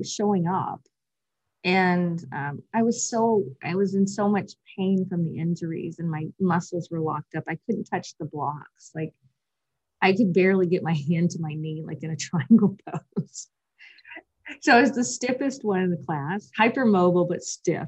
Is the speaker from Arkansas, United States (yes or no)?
no; Western Kentucky, United States; I came from Western Kentucky, which is quite rural, we did not have a yoga studio in sight anywhere.